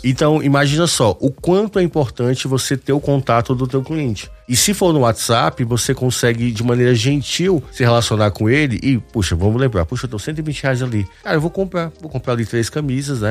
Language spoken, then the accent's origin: Portuguese; Northeast Region, Brazil; eu sou do Nordeste e lá não, não precisa estar agasalhado